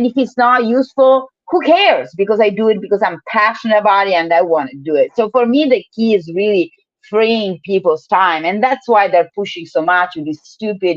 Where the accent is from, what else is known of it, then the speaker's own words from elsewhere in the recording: Italy; now in Oakland, United States; I live in the US, I'm from Italy, so I do have to travel to visit my family